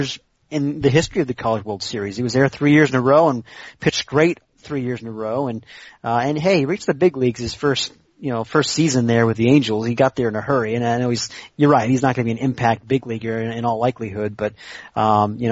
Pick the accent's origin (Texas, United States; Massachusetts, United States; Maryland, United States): Massachusetts, United States; central; I grew up in central Massachusetts